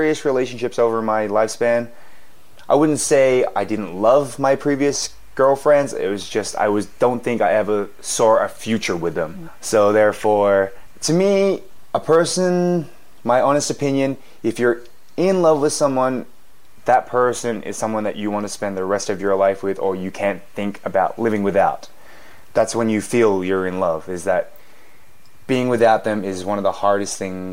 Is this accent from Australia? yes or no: yes; Australia; moved away as an adult; also born or lived in Korea; now in South Korea; I was born in Korea, but I moved to Australia when I was 4 months old. I was adopted to an Australian family